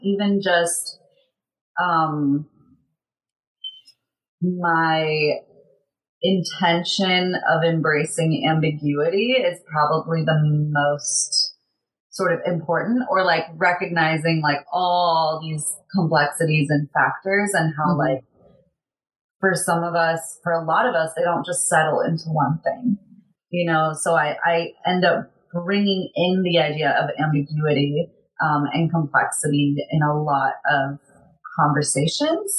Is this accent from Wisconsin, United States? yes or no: no; San Diego, California, United States; growing up in San Diego where you have like carne asada fries